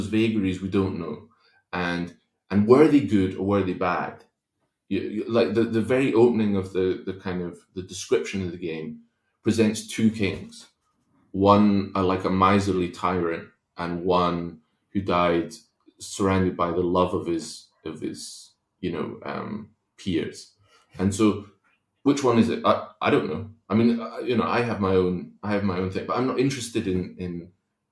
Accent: Kingdom of Fife, Scotland, United Kingdom; also born or lived in Spain; when we moved to Scotland from Spain, grew up in a place called the Kingdom of Fife

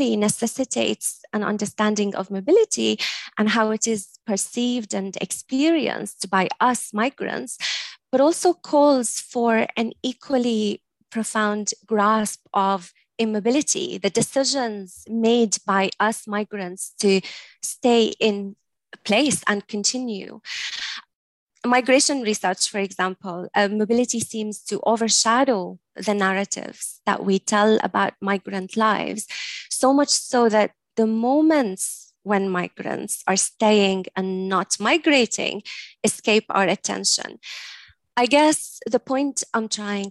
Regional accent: Latakia, Latakia Governorate, Syria; moved away as an adult; now in Scotland, United Kingdom; growing up in Syria

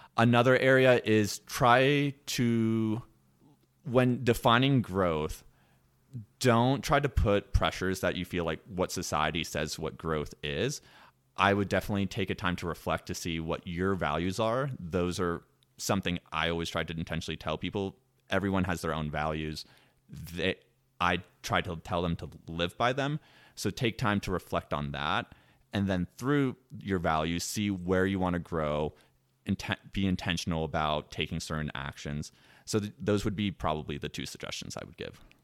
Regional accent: Washington, District of Columbia, United States; moved away; I am originally from the East Coast, from the Washington, D C area

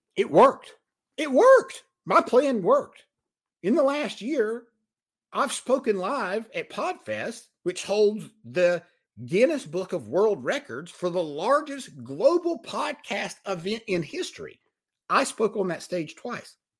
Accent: Mount Airy, North Carolina, United States; I am from Mount Airy, North Carolina. I'm from Mayberry. I barely made it out of high school.

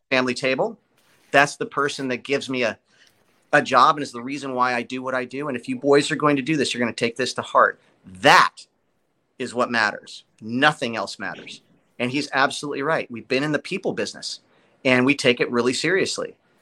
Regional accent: Los Angeles, California, United States; moved away as an adult; also born or lived in Burbank, California; now in Nashville, United States; I was born in Burbank. I was a Studio City kid

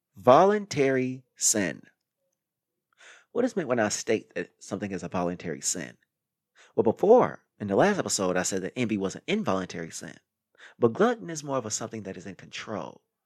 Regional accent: Midwest, United States; moved away; I came from the Midwest where people eat excessively without any too much exercise

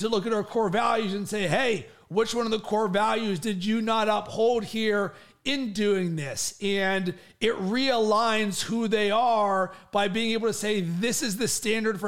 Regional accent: Pittsburgh, Pennsylvania, United States; moved away; also born or lived in Cincinnati, Ohio; I'm from Pittsburgh originally

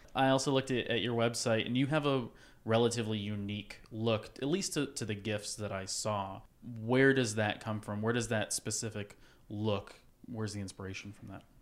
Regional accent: West Virginia, United States; I'm coming from West Virginia.

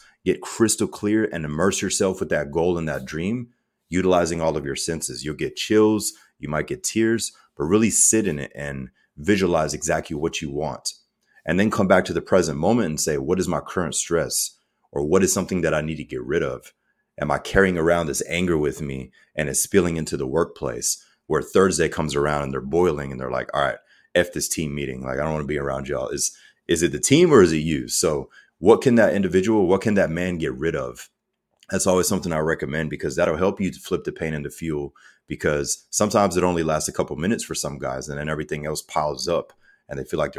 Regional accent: Germany; So myself, I'm mixed. So my father's African-American, my mother's German. I grew up in Germany as a child. My dad was U.S. Army 20 plus years.

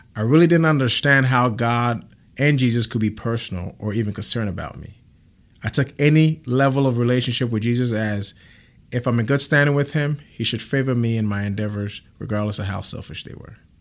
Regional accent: Ghana; now in Grand Prairie, Texas, United States; I'm originally from Ghana, West Africa

